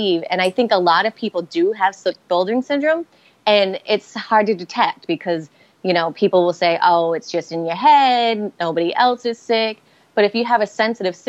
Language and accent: English; Rhode Island, United States; accent: Boston; now in Boston, United States; I'm from Rhode Island, but Boston and Rhode Island have very distinctive accents